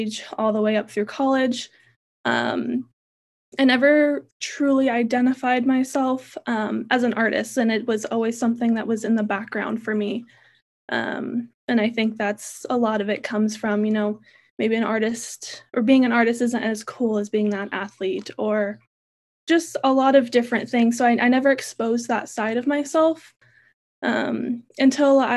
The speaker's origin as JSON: {"language": "English", "region": "Central California", "country": "United States", "tie": "born or raised there", "said": "Born and raised in California, Central California"}